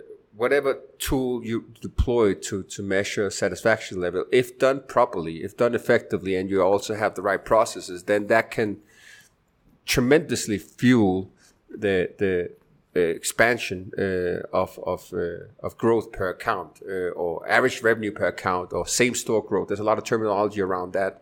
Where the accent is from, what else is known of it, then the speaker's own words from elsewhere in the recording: Denmark; moved away as an adult; also born or lived in United States; now in Medellin, Colombia; I'm originally from Denmark in Europe, but spent the last 10, 15 years in stateside and in Latin America.